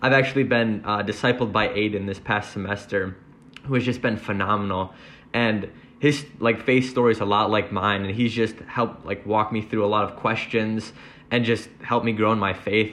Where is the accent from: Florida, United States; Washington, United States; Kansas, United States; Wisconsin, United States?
Wisconsin, United States; Oak Creek; now in Madison, United States; I'm from Oak Creek, Wisconsin, and I'm majoring in mechanical engineering